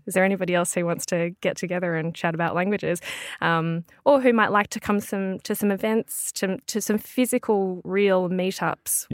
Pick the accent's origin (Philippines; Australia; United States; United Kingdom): Australia; Melbourne, Victoria; I'm from Melbourne, which is right down south.